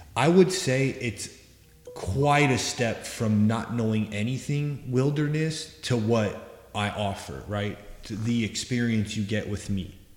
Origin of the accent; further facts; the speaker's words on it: Southwest, United States; I grew up here. I grew up in the Southwest